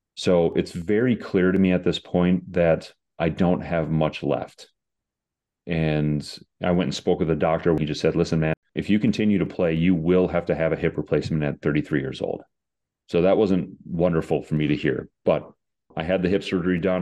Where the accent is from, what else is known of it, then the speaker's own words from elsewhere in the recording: United States; I went over there as an American